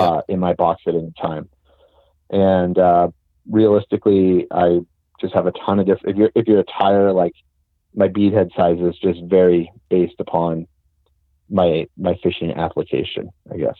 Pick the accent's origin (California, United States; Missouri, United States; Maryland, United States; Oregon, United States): California, United States; Southern; moved away; I'm originally from Southern California